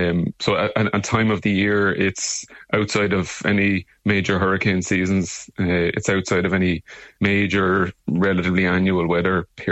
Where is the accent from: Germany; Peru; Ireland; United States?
Ireland; Arklow, Leinster; we're from Arklow and County Wicklow, where we're from hometown originally.